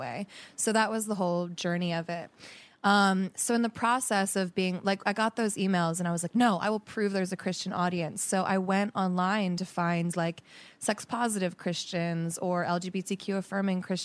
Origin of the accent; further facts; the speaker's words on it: United States; moved away as an adult; now in Los Angeles, United States; I'm from Jersey, Philly